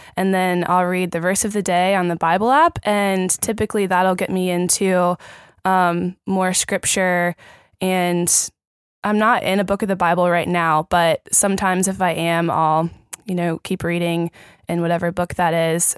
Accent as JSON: {"language": "English", "town": "Richmond", "region": "Virginia", "country": "United States", "moved": "as an adult", "lives_now": "Orlando, United States", "said": "I'm from Richmond, Virginia."}